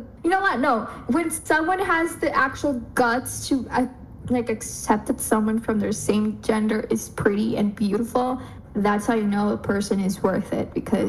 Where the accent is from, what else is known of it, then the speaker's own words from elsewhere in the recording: El Salvador; Oh yeah, we're from El Salvador.